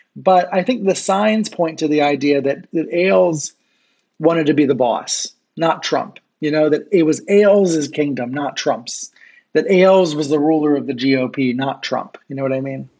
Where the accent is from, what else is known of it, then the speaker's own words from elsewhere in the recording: Maryland, United States; I grew up in Maryland and I know and I know the area well.